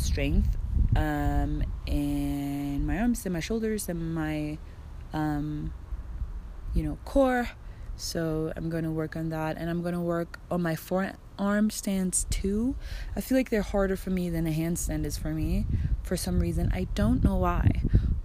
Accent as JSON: {"language": "English", "country": "Germany", "moved": "yes", "lives_now": "Mexico", "said": "I'm from Germany."}